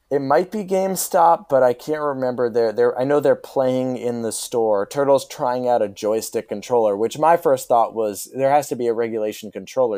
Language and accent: English; Mamaroneck, New York, United States; moved away; I'm a Marinick High School grad